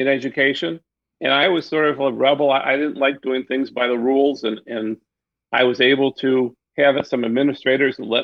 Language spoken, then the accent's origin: English; Detroit, Michigan, United States; I'm from Detroit. I'm a Detroiter. I've stayed here. Went to public schools in Detroit